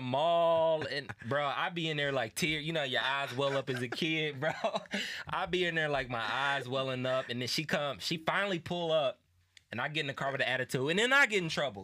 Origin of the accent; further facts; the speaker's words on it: Indianapolis, Indiana, United States; I'm from Indianapolis, right? We both are.